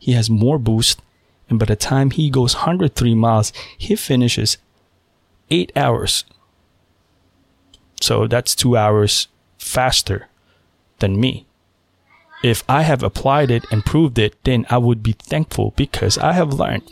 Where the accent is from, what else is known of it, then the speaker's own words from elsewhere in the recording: Philippines; now in United States; I was born in the Philippines. I spent half of my life living in the Philippines